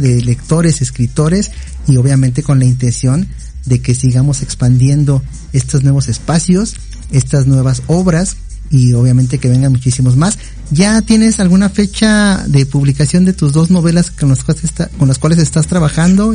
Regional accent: Mexico; nosotros también como mexicanos

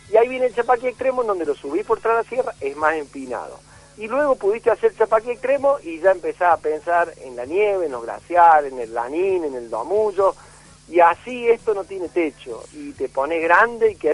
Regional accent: Argentina; para no olvidarse eh, dónde estamos eh, viviendo, que somos argentinos, que tenemos la cordillera más bella del mundo

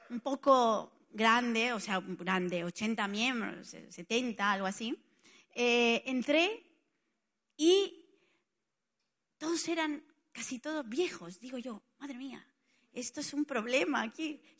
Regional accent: Barcelona, Catalonia, Spain; moved away as an adult; now in Italy; Yo soy de Barcelona, pero ya no, o sea, ya, ya casi, o sea, soy más italiana que nada, porque hace tanto que estoy en Italia que ya dijéramos que ya lo he perdido casi todo, pero todo no tampoco.

